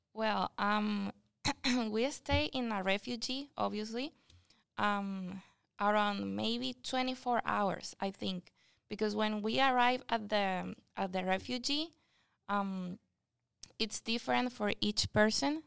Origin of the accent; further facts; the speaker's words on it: Anaco, Anzoátegui, Venezuela; English is a second language; now in United States; I come from Venezuela, And I come from a small city that is called Anaco